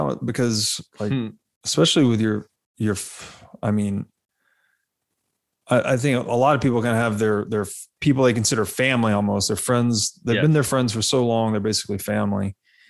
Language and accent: English; Tennessee, United States; moved away; also born or lived in Las Vegas; I grew up in Tennessee.